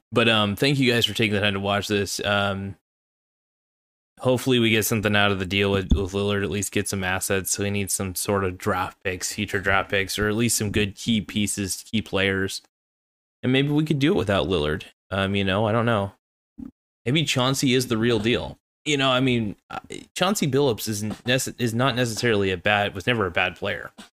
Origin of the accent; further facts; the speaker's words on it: Oregon, United States; I'm from Oregon, and I am in Oregon.